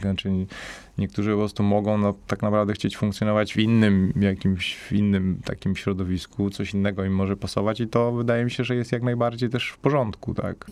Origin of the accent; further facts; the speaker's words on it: Katowice, Silesian Voivodeship, Poland; also born or lived in Spain / Switzerland; pochodzę ze Śląska, pochodzę raczej jakby no z dzielnicy, gdzie to jest bardziej jakby jakaś taka biedniejsza dzielnica Katowic